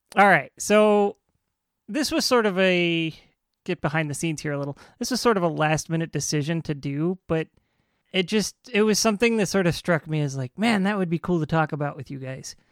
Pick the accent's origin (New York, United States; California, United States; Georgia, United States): California, United States; Riverside; where I grew up in Riverside